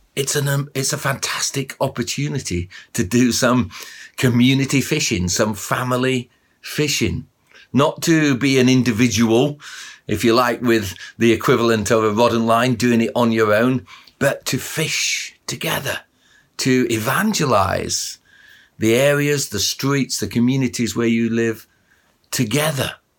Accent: Barnsley, Yorkshire and the Humber, United Kingdom; when I was a kid, I grew up in Barnsley, just up the road from where most of you probably live in Sheffield

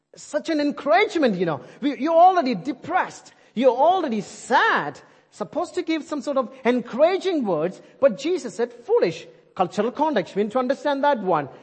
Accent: India; English is a second language; moved away; I'm Indian

